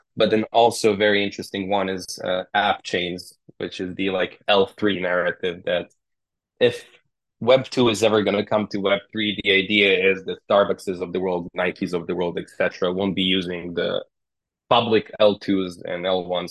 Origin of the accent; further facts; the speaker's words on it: Serbia; We're from Serbia, so in Eastern Europe